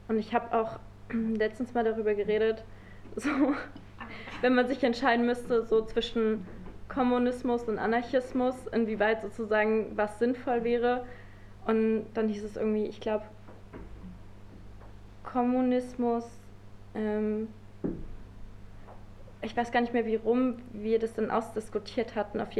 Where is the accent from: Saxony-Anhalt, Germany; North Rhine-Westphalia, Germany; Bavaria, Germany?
Saxony-Anhalt, Germany; Halle; Ich könnte irgendwie einfacher sagen, ich komme aus Halle oder ich bin Hallenserin